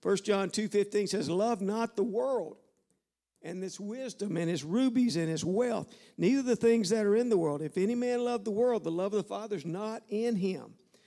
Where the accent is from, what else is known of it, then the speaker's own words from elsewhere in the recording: the South, United States; I'm from the South, all right? I can talk about dogs and frogs and swamps, okay?